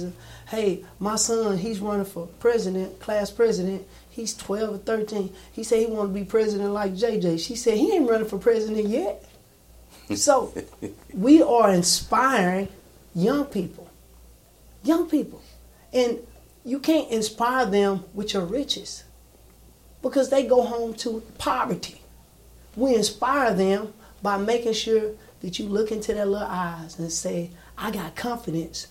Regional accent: Texas, United States; moved away as an adult; also born or lived in Sacramento; I'm a Texan. I was born here

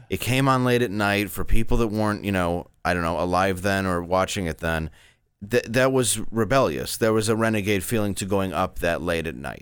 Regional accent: Grosse Pointe, Michigan, United States; also born or lived in Detroit, Michigan; I grew up in Grosse Pointe, which is like an upscale suburb

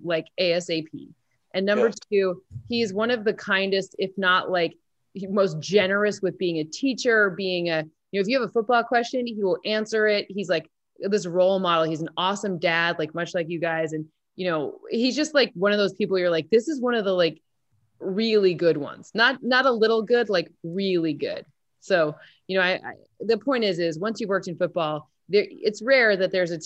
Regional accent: East Lansing, Michigan, United States; I grew up in a football town. I'm from East Lansing, Michigan

